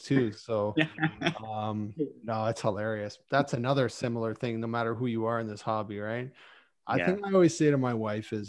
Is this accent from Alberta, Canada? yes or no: no; Mississauga, Ontario, Canada; I grew up in Mississauga